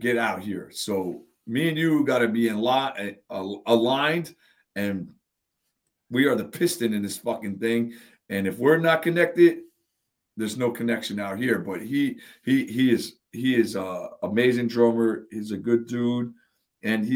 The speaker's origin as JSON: {"language": "English", "town": "Long Branch", "region": "New Jersey", "country": "United States", "tie": "born or raised there", "said": "I grew up in Long Branch. It was like where I lived as a kid"}